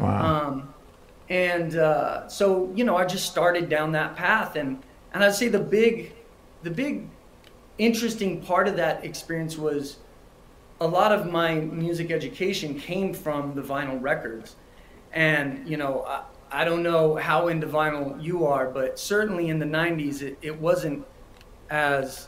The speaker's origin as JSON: {"language": "English", "region": "New Mexico", "country": "United States", "tie": "born or raised there", "said": "I'm based out of New Mexico, and I grew up in New Mexico"}